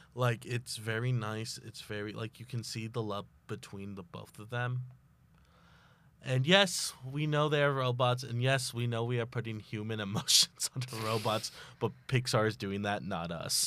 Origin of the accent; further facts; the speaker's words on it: Texas, United States; I'm from Texas